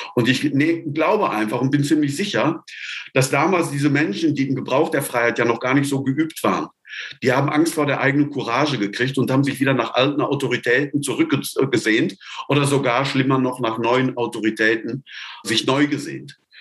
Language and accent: German; Sauerland, North Rhine-Westphalia, Germany; moved away as an adult; now in Tübingen, Germany; Geboren im Sauerland, wo Misthaufen qualmen, da gibt es keine Palmen.